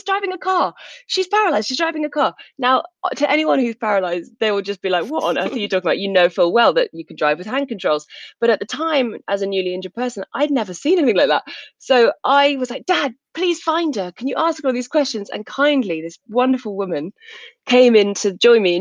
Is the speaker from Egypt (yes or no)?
no; South England, United Kingdom; I grew up in South England